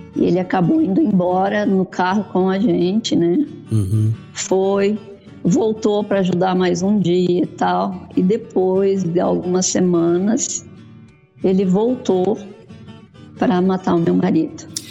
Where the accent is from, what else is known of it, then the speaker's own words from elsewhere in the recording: Salto do Jacuí, Rio Grande do Sul, Brazil; moved away as an adult; also born or lived in Mato Grosso; Eu sou gaúcha do Rio Grande do Sul, do Salto do Jacuí, próximo a Passo Fundo. Hum. Fui para o Mato Grosso com 19